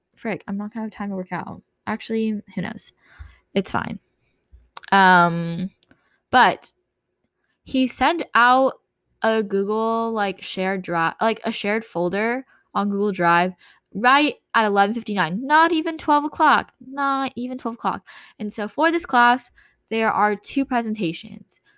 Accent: California, United States; moved away as an adult; growing up in California

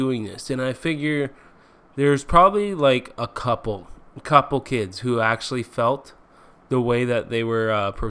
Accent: Canada; I'm Canadian

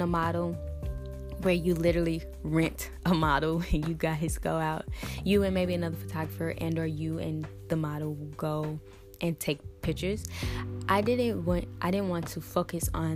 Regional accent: St. Louis, Missouri, United States; St. Louis, which happens to be my hometown

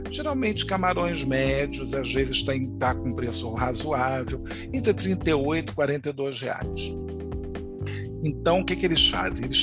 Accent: Bahia, Brazil; porque eu sou baiana, sou arretada, sou isso, sou aquilo.

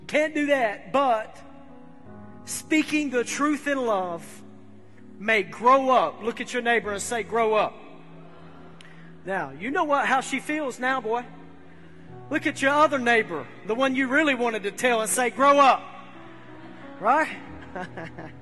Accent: United States; I'm from Humphreys County

